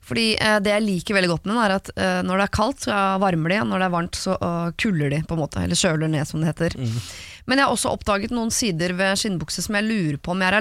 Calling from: Vestby, Akershus, Norway

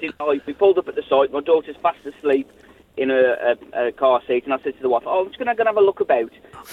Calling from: Black Country, West Midlands, United Kingdom; I'm ringing from the Black Country in Warsaw.

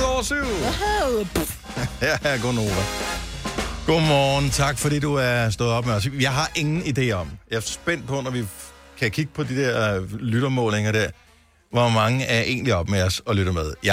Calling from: Denmark; jeg ringer fra Dyster, hvis du ved, hvor det er.

